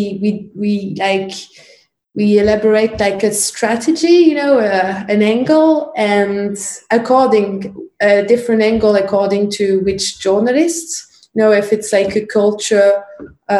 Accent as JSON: {"language": "English", "town": "Paris", "region": "Île-de-France", "country": "France", "tie": "born or raised there", "said": "I grew up in Paris, in the east of Paris"}